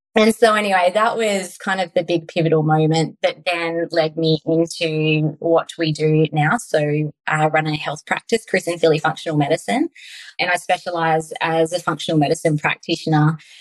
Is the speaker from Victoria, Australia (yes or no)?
no; Tasmania, Australia; we lived on a beautiful country, Tasmania property.